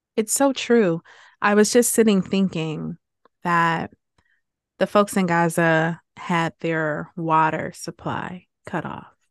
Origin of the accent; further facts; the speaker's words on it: Detroit, Michigan, United States; I grew up in Detroit